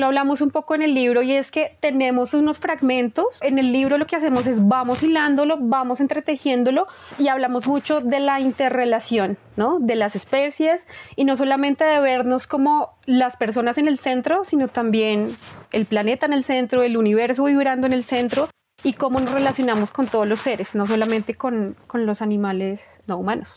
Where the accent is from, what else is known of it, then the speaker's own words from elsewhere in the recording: Bogotá, Colombia; todas somos bogotanas y porque, porque vivimos acá